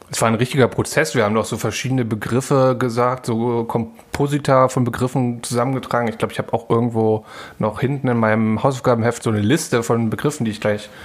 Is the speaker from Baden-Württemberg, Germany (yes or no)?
no; Berlin, Germany; ich war in Ostberlin dort auch aufgewachsen